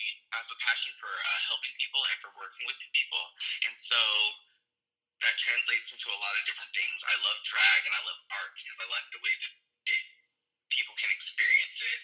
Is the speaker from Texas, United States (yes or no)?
no; New Jersey, United States; now in Portland, United States; I'm from New Jersey originally.